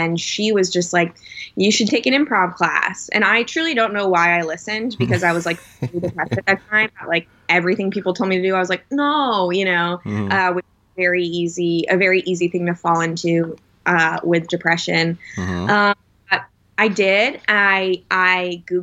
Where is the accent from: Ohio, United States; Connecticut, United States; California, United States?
Connecticut, United States; moved away as an adult; also born or lived in Indiana; now in New York, United States; I'm from Connecticut originally, but I went to Notre Dame in Indiana for college.